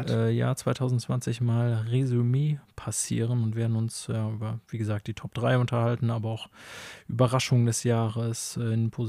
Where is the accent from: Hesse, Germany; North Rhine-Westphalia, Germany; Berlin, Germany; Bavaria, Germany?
North Rhine-Westphalia, Germany; born there; Wir kommen ja beide gebürtig aus dem Münsterland